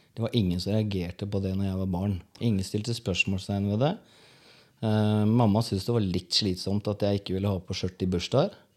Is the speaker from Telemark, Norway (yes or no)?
yes; Porsgrunn, Telemark, Norway; Jeg vokste opp på Stridslev, Porsgrunn.